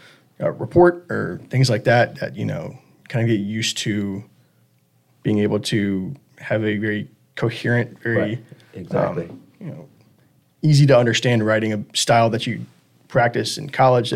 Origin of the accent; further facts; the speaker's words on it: Atlanta, Georgia, United States; moved away as an adult; now in Richmond, United States; I'm originally from Atlanta. Moved up here for VMI, and while I was there, applied here. And I've been in the Richmond area ever since.